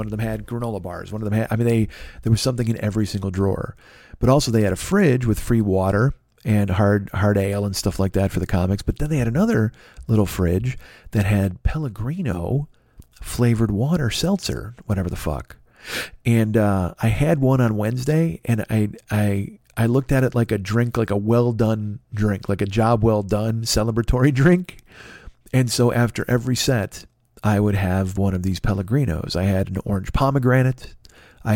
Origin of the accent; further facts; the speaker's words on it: Romeoville, Illinois, United States; growing up in Romeoville